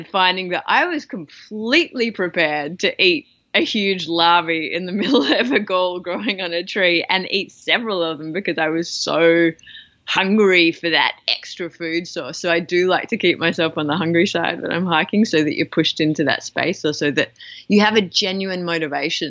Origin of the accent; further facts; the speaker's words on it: Australia; as an Australian